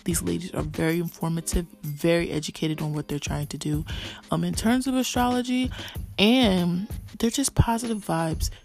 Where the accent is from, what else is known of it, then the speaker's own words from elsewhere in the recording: New Jersey, United States; I'm from Jersey